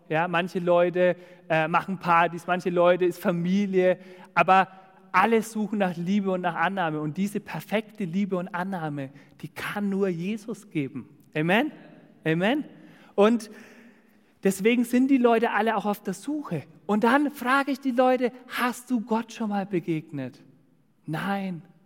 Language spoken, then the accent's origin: German; Dillenburg, Hesse, Germany; moved away; in Dillenburg, also das ist zwischen Siegen und Gießen, da wo ich herkomme